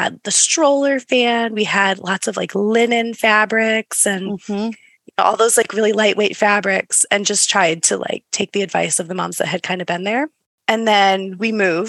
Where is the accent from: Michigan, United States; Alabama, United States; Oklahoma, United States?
Michigan, United States; moved away as an adult; also born or lived in Texas / California; now in Germany; So I'm originally from Michigan. I haven't lived there in probably a decade now. We currently live in Germany.